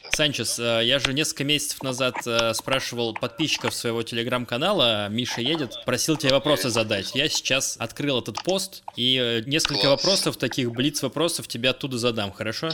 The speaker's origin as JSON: {"language": "Russian", "country": "Russia", "said": "я из России"}